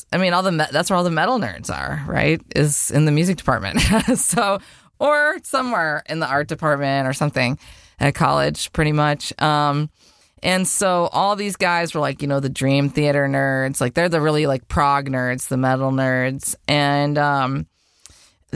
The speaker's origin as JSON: {"language": "English", "region": "Wisconsin", "country": "United States", "moved": "yes", "lives_now": "Las Vegas, United States", "said": "I'm from Wisconsin"}